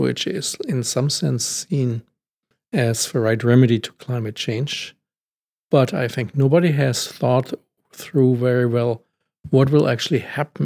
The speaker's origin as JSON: {"language": "English", "country": "Germany", "said": "I'm from Germany"}